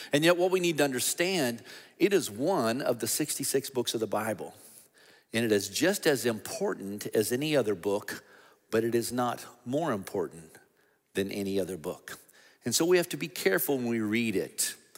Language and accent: English; United States; we, as American Christians